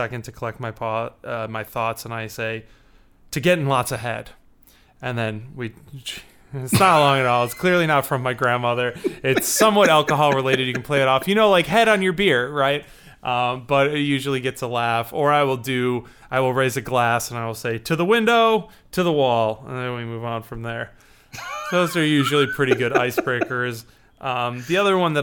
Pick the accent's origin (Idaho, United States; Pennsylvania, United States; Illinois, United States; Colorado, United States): Illinois, United States; Chicago; I'm from Chicago